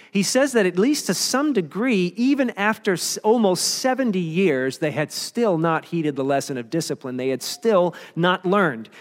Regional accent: Maryland, United States; Maryland is kinda not really claimed by the North or the South. Um, I grew up in the North

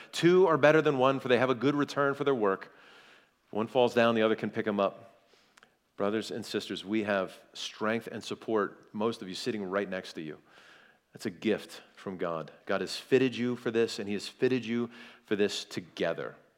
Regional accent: South Carolina, United States; I'm from, I'm from South Carolina

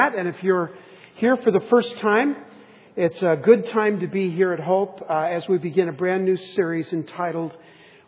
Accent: San Diego, California, United States; we grew up in San Diego

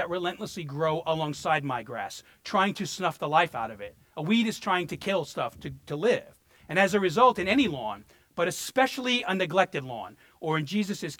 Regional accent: New York City, New York, United States; moved away; also born or lived in Florida; I grew up in Brooklyn, and we lived in a 4-story apartment building

